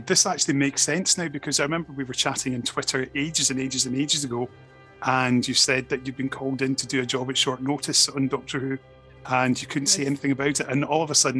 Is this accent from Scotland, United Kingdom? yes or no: yes; South Lanarkshire, Scotland, United Kingdom; we're talking Scottish schools as we both grew up very close to each other.